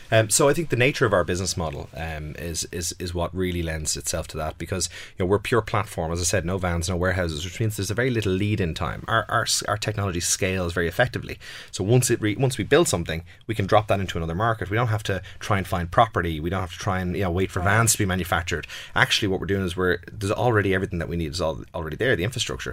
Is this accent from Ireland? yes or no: yes; Ireland; I'm very comfortable with Ireland. You know, I grew up here